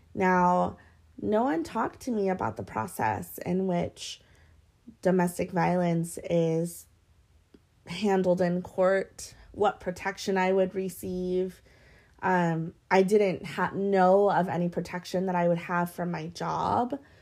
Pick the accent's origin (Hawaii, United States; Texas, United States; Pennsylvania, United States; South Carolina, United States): Hawaii, United States; growing up in Hawaii and being mixed